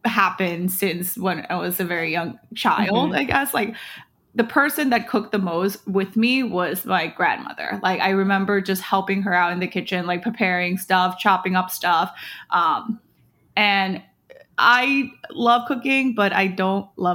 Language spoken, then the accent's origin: English; Thailand; also born or lived in United States; now in New York City, United States; I moved to Thailand when I was 2 years old.